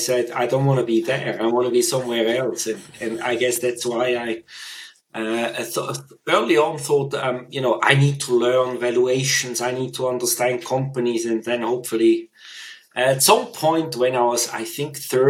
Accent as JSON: {"language": "English", "country": "Switzerland", "tie": "born or raised there", "also_born_or_lived": "United Kingdom", "moved": "as an adult", "said": "So I grew up in Switzerland, also spent all my schooling in Switzerland"}